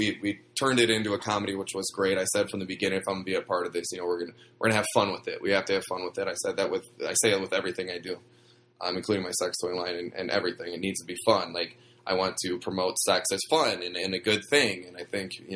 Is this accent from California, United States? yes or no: no; Wisconsin, United States; moved away as an adult; now in Los Angeles, United States; I'm from Wisconsin. a tiny town in Wisconsin. I was actually born on a farm. I grew up milking cows